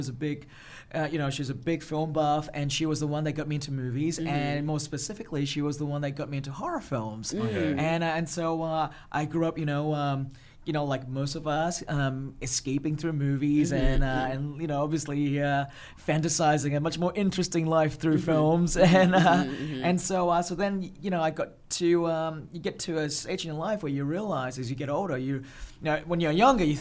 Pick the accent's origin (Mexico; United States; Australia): Australia; also born or lived in Malaysia; I was born in Malaysia. Yeah. I grew up in Australia